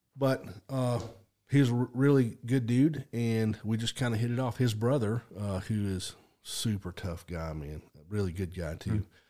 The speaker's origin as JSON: {"language": "English", "town": "Stilwell", "region": "Oklahoma", "country": "United States", "tie": "born or raised there", "said": "I grew up, uh, in Adair County, Oklahoma."}